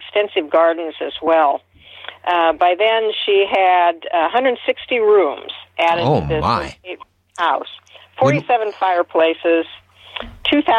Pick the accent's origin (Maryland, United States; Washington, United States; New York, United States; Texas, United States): Washington, United States; Seattle; born or raised there